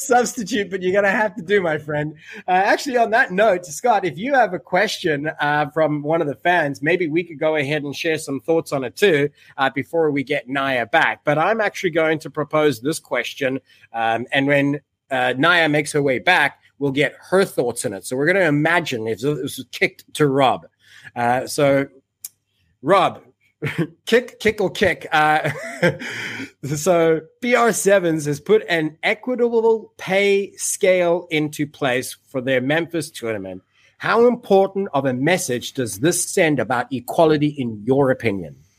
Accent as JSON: {"language": "English", "town": "Cape Town", "region": "Western Cape", "country": "South Africa", "tie": "born or raised there", "said": "I'm born and raised in Cape Town."}